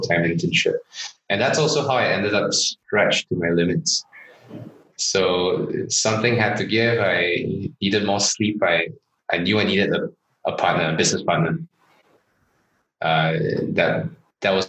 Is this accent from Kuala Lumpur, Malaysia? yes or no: no; Johor Bahru, Johor, Malaysia; moved away; also born or lived in Singapore; As a kid, I grew up in Johor Bahru, Malaysia, just across the causeway